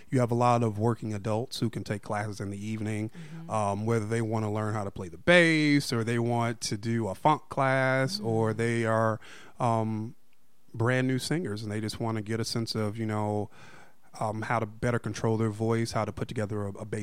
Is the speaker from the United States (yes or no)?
yes; Alabama, United States; accent: Southern; moved away; also born or lived in Chicago, Illinois; when I was probably like 10 or 11 actually my mother and i moved to alabama and so I spent ah. several years in ah, Alabama